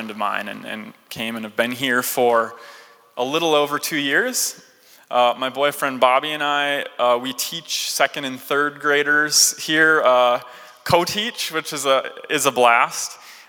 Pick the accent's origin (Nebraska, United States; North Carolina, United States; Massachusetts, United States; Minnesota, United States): Minnesota, United States; Duluth; moved away as an adult; also born or lived in Collegeville, Minnesota; now in Twin Cities, United States; I'm from Duluth originally.